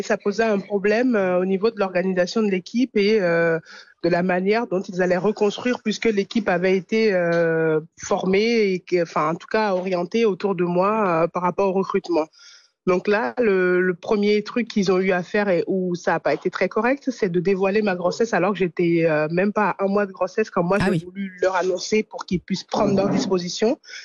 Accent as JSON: {"language": "French", "country": "France", "also_born_or_lived": "Italy", "said": "en tant que Française"}